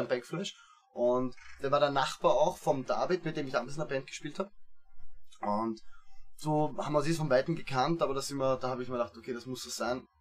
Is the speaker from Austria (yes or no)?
yes; Gersdorf, Austria; also born or lived in Vienna; geboren in Wien eben, ähm, dann nach Gersdorf ausgezogen, da habe ich dann hauptsächlich Fußball gespielt ja. in meiner Jugend